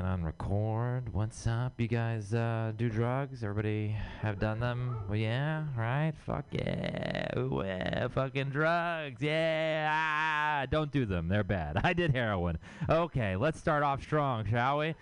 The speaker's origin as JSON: {"language": "English", "town": "Houston", "region": "Texas", "country": "United States", "moved": "yes", "lives_now": "San Francisco, United States", "said": "I'm from Texas. I'm from Houston, Texas"}